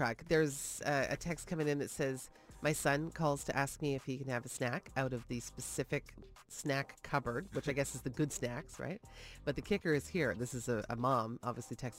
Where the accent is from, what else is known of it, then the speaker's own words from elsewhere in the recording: Toronto, Ontario, Canada; Growing up in Toronto my whole life